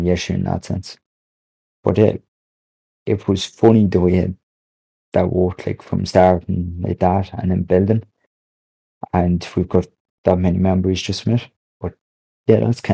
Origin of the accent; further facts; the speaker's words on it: Ireland; also born or lived in Monaghan; I am an Irish streamer